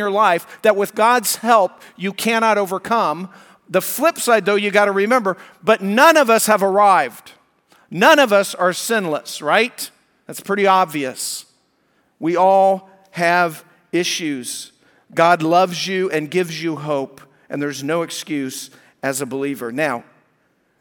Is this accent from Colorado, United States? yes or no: yes; Colorado, United States; moved away; I was raised in Colorado